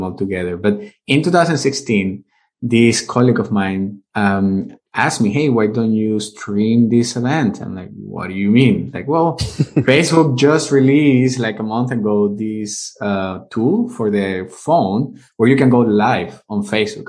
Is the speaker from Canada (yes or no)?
no; Venezuela; first language Spanish; English is a second language; moved away as an adult; also born or lived in United States; now in Vienna, Austria; I'm originally from Venezuela. That's where I was born and raised. I grew up there.